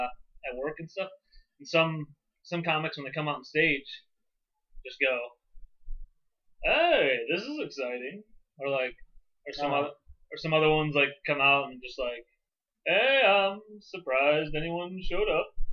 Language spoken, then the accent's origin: English; United States; because we're American.